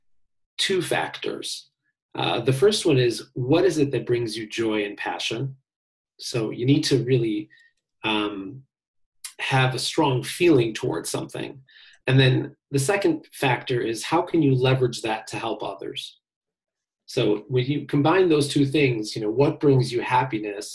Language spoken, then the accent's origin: English; Chicago, Illinois, United States; I grew up on Lake Michigan here in Chicago